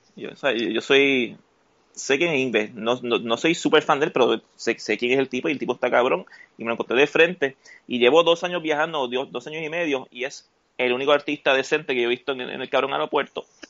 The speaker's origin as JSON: {"language": "Spanish", "town": "Utuado", "country": "Puerto Rico", "tie": "born or raised there", "also_born_or_lived": "San Juan", "said": "yo me crié en Utuado"}